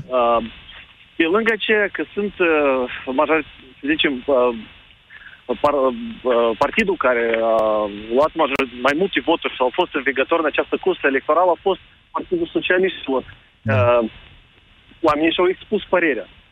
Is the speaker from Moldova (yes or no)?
yes; Moldova; eu sunt din Republica Moldova